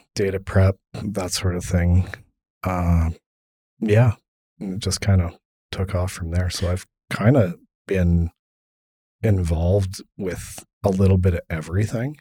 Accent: Kimberley, British Columbia, Canada; I grew up in Kimberly

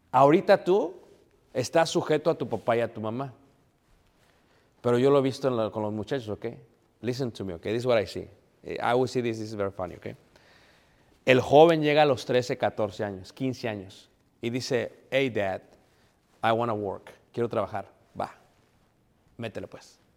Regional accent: Mexico City, Mexico; Y como jóvenes, yo soy de Ciudad de México, queríamos vivir en ciertos barrios, mis papás, para que no nos fueran a mal influenciar.

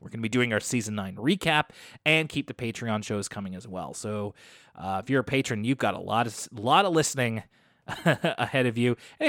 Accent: Tampa, Florida, United States; My hometown area actually does. I'm from Tampa, but Plant City is right outside of the city limits

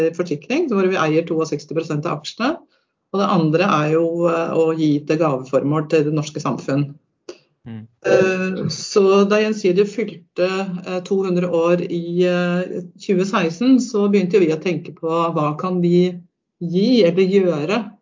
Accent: Fetsund, Akershus, Norway; also born or lived in Lillestrøm

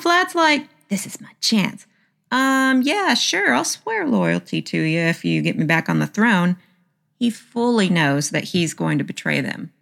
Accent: the South, Southern United States, United States; accent: Southern; my Southern accent

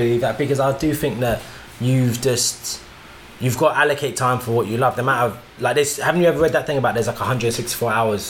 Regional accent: Jamaica; Like, I'm Jamaican, so it's going to happen anyway.

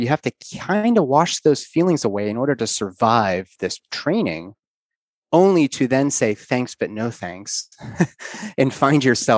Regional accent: Pittsburgh, Pennsylvania, United States; moved away as an adult; also born or lived in Los Angeles, California; we're from Pittsburgh

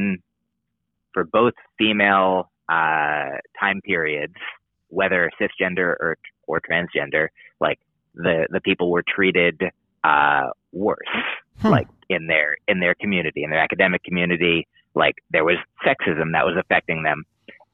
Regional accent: United States; I'm an American

